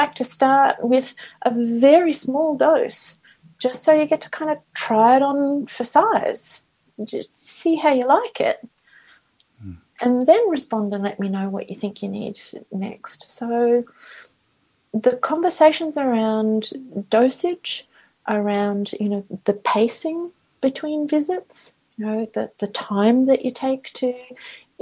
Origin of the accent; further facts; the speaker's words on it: Australia; now in Vancouver, Canada; I'm Australian.